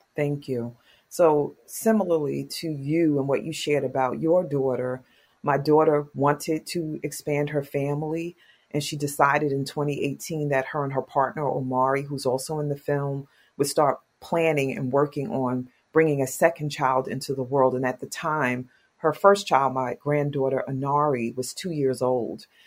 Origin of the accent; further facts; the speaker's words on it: New York City, New York, United States; I'm from Queens, New York